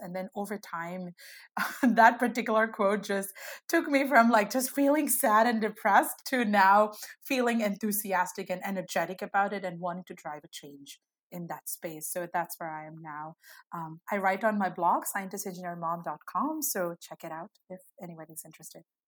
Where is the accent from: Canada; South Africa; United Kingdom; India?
India; moved away as an adult; now in United States; I grew up in India and moved to the US, you know, almost a decade ago